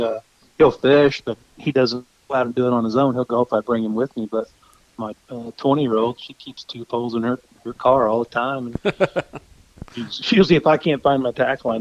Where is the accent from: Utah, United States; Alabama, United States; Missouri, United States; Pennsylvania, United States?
Missouri, United States; My family has a home on the Osage River, which is here in my hometown. And I live on the Moro River, and my folks lived on the Moro River. We've always had people that had lake homes at Lake Ozark